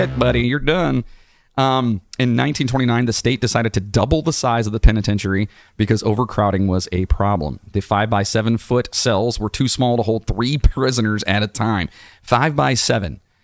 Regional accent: West Virginia, United States; moved away; I am from West Virginia

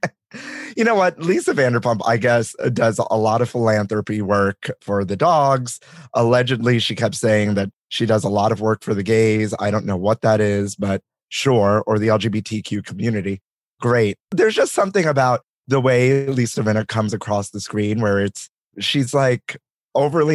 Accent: New York City, New York, United States; I grew up here in New York City, in Brooklyn

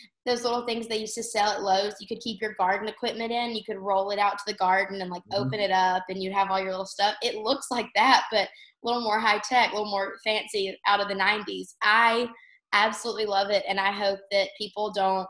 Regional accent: Alabama, United States; now in Tennessee, United States; my home state of Alabama

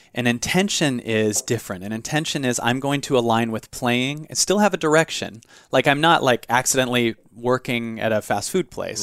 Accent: Seattle, Washington, United States; In Seattle. I grew up in Seattle.

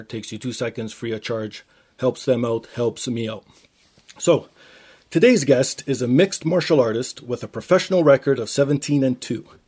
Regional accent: Toronto, Ontario, Canada; I actually grew yeah. up downtown as well

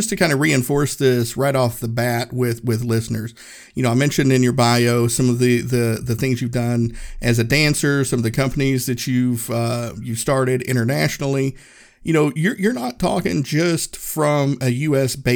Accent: Erwin, Tennessee, United States; this is the hmm. first place I had lived outside of my hometown, Erwin, Tennessee.

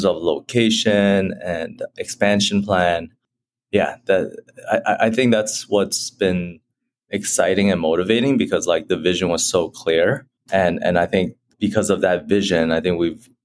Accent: Chicago, Illinois, United States; I grew up in Chicago, Illinois

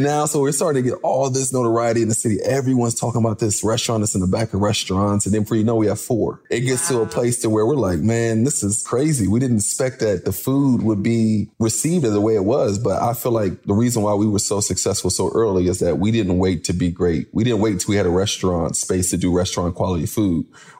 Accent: Syria; Cause I come from Syria.

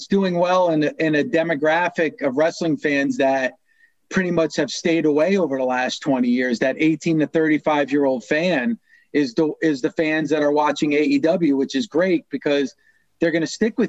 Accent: New Jersey, United States; I live in New Jersey. So I grew up and lived in New Jersey

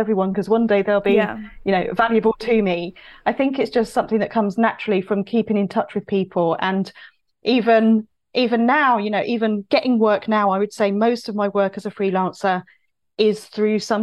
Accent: Cambridge, East of England, United Kingdom; moved away; I'm originally from Cambridge. I have a network in Cambridge

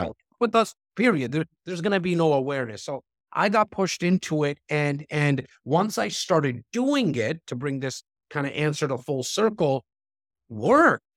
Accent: Toronto, Ontario, Canada; I'm from Rexton, like, this North part of Toronto

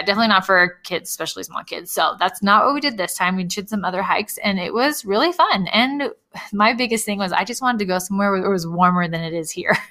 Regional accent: California, United States; I grew up in California

